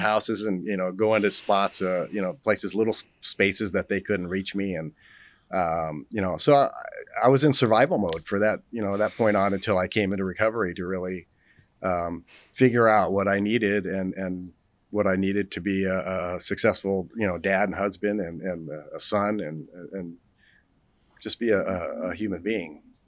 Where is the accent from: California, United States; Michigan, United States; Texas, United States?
California, United States; Los Angeles; I grew up in Los Angeles